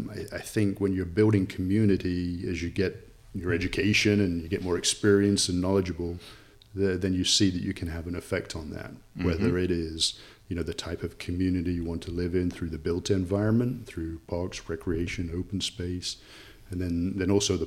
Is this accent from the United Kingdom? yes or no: yes; Nottingham, East Midlands, United Kingdom; accent: English; it's certainly changing, but my accent, of course, is from England, Nottin